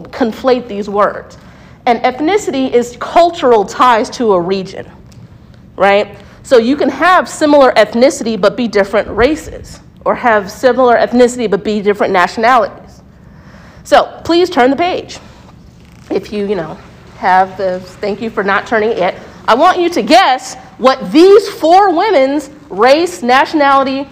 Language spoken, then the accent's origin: English; United States; I'm a Black American, but non-Latinx